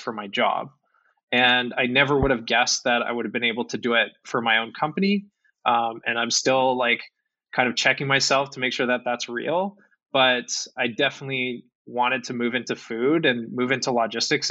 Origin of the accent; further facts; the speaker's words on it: Calgary, Alberta, Canada; I'm from Calgary